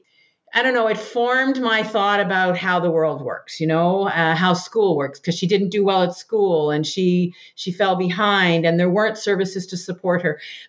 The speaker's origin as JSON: {"language": "English", "town": "Richmond Hill", "region": "Ontario", "country": "Canada", "tie": "born or raised there", "said": "I grew up just north of Toronto in what was then a small town, Richmond Hill."}